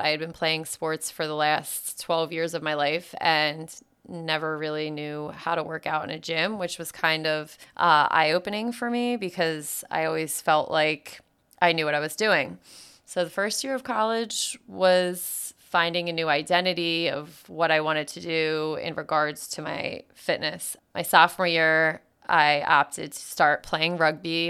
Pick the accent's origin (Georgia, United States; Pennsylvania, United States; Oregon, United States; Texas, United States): Pennsylvania, United States; outside of Philadelphia; I grew up outside of Philadelphia